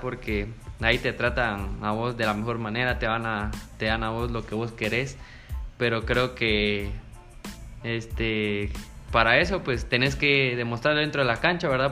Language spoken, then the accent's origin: Spanish; San Pedro Sacatepéquez, San Marcos, Guatemala; soy de San Pedro Zacatepeques